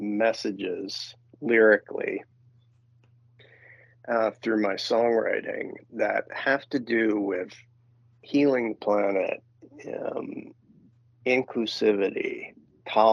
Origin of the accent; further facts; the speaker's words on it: New York City, New York, United States; moved away; I grew up in New York City, and it was very edgy